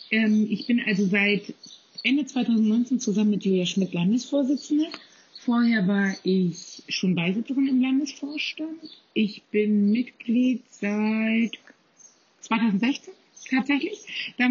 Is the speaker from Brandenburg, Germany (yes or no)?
yes; Kleinmachnow, Brandenburg, Germany; Ich bin aus Klemmachner, ähm, das ist in Potsdam-Mittelmarkt, sozusagen ähm, fettester Speckgürtel zwischen Berlin und, ähm, ja, zwischen Berlin und Potsdam. Und da äh, bin ich auch groß geworden.